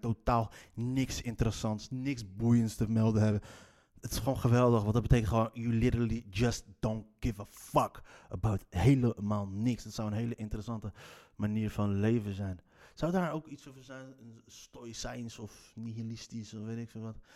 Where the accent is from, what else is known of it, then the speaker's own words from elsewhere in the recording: Leiden, South Holland, Netherlands; accent: Leids; net als mijn Leidse accent